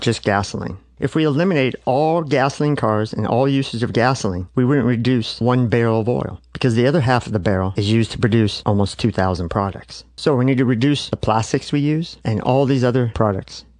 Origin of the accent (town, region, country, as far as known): United States